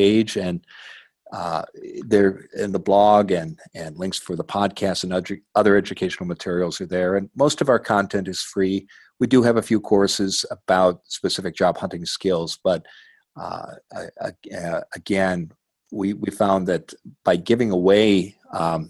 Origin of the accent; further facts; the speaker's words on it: Midwest, United States; now in Portland, United States; the community where I grew up in the Midwest